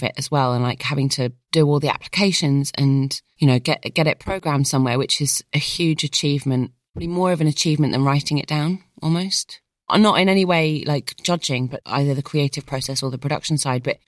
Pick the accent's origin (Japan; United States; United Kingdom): United Kingdom; being British and Middle Eastern